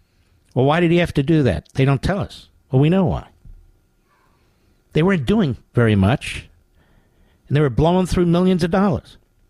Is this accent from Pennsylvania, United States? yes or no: yes; Philadelphia, Pennsylvania, United States; My favorite basketball player of all time was Wilt Chamberlain. I grew up in Philadelphia.